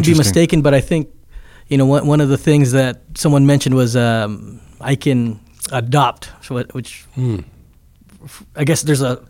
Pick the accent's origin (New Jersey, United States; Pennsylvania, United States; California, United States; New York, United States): California, United States; Downey; also born or lived in Luanshya, Zambia / Fontana, California; then we moved from Downey to Fontana.